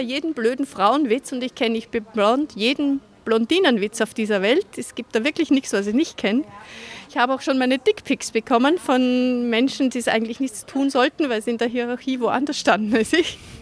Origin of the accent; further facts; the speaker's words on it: Vienna, Austria; now in Munich, Germany; komme ich aus Wien, bin aber in München gelandet